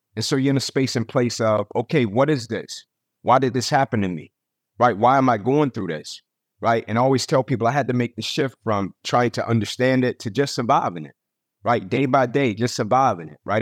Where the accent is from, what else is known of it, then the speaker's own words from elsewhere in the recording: Atlanta, Georgia, United States; moved away as an adult; also born or lived in Tennessee; born and raised in Atlanta